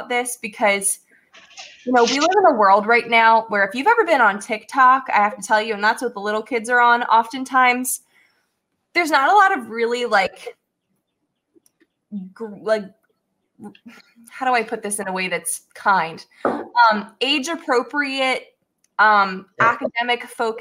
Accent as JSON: {"language": "English", "town": "Newtown", "region": "Pennsylvania", "country": "United States", "tie": "born or raised there", "said": "my journey in growing up in Newtown was a great one for me."}